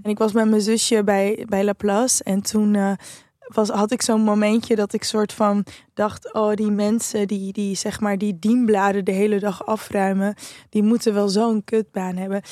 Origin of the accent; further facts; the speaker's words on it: Amsterdam, North Holland, Netherlands; Als Amsterdammer